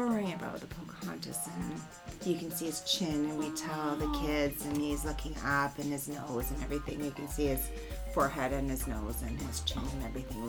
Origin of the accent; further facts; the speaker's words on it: Jasper, Alberta, Canada; I grew up in the Jasper area of Alberta.